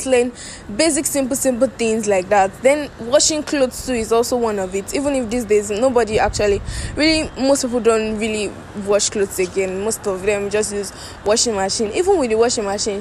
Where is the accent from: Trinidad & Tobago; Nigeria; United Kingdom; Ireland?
Nigeria; Nigeria is my country. I'm a Nigerian.